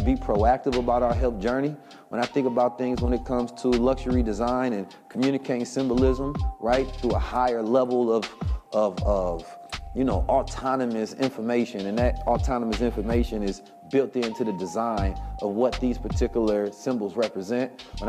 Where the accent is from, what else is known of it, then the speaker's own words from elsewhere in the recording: Oakland, California, United States; I grew up in Oakland, California. It was damn near just a black Muslim mafia